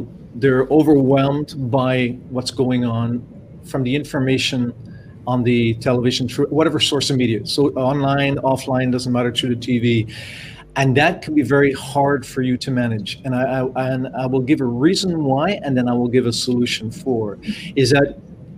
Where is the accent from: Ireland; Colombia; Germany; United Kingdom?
Ireland; also born or lived in Canada; now in France; I'm Irish. My family in Ireland